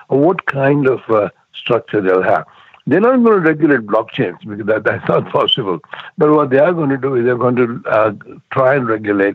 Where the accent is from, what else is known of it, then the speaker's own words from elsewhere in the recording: India; I've been to India, because I'm from India